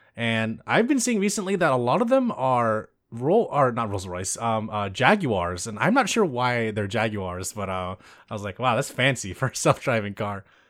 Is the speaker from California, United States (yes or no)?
yes; California, United States; I grew up in suburbia in California